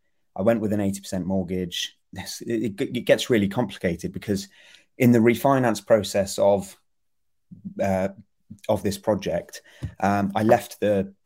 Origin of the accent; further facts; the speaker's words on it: Gloucester, South West England, United Kingdom; now in London, United Kingdom; my folks are in Gloucester. So I grew up there working in London.